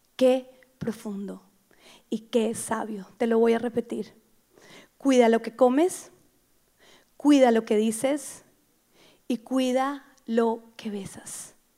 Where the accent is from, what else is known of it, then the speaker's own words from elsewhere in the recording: Bogotá, Colombia; yo soy bogotana